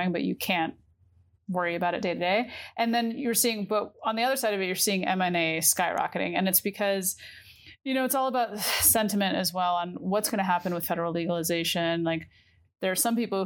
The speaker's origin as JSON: {"language": "English", "region": "New York", "country": "United States", "said": "as a New Yorker"}